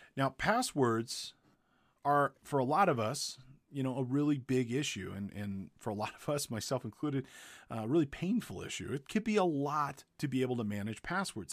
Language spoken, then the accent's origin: English; Big Bear Lake, California, United States; Big Bear one, two, three, my hometown.